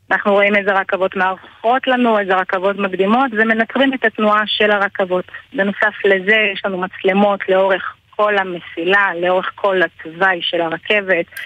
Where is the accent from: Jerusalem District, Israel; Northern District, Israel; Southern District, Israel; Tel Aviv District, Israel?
Jerusalem District, Israel; Jerusalem; את ההכשרה שלי קיבלתי בירושלים, אני מגיעה משם.